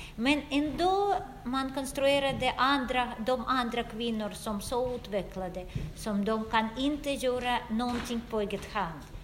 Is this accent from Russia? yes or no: yes; Russia; Swedish is a second language; moved away as an adult; now in Sweden; jag är historiker och jag kommer från Ryssland och jag bor i Sverige i 15 år